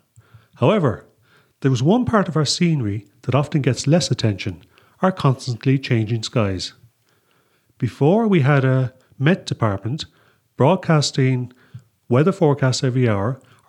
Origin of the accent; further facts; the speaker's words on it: Munster, Ireland; As you already probably guessed, I'm Irish. Most, if not all, of my forebears, and now their offspring, come from the Munster area and still live here.